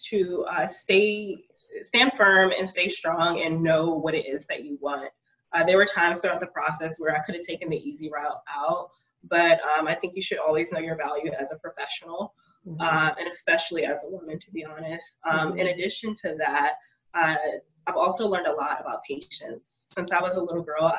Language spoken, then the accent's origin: English; Prince George's County, Maryland, United States; I was raised in Prince George's County